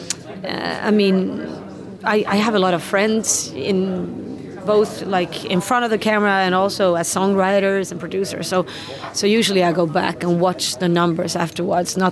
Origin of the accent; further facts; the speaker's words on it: Sweden; Sweden is my home country.